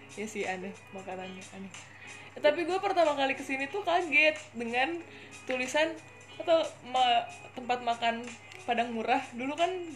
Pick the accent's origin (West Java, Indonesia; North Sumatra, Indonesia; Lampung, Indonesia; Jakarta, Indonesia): West Java, Indonesia; Bekasi; moved away as an adult; now in Semarang, Indonesia; gue dari Bekasi planet Bekasi tercinta